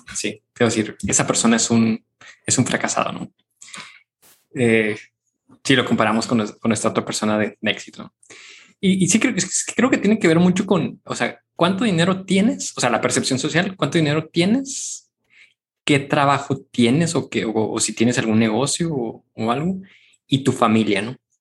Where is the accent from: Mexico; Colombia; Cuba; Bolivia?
Mexico; nosotros somos mexicanos